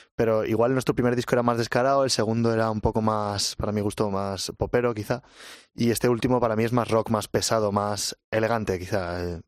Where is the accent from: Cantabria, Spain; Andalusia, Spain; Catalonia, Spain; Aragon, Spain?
Aragon, Spain; Huesca; moved away as an adult; now in Madrid, Spain; Jorge, el batería y yo somos de Huesca